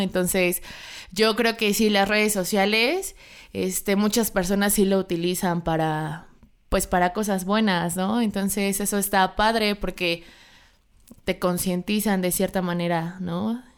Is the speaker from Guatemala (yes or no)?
no; Mexico; los mexicanos hemos mejorado bastante